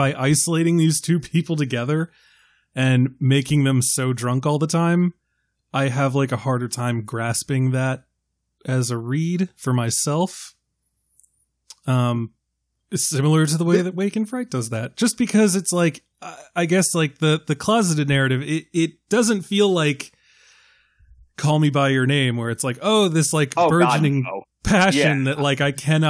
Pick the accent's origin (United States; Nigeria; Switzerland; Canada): United States; Maryland; I am from Maryland